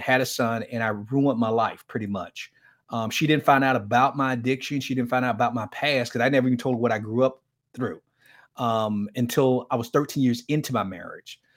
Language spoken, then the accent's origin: English; Miami, Florida, United States; I grew up in Miami, Florida, in one of the toughest inner-city ghettos in Miami, Florida